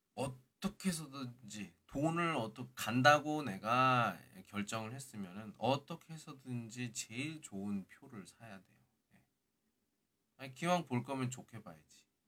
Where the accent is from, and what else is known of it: South Korea; now in Qingdao, China